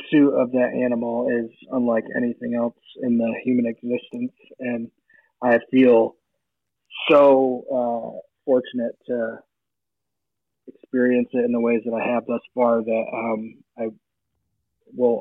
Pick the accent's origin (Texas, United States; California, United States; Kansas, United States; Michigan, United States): Michigan, United States; I grew up in Michigan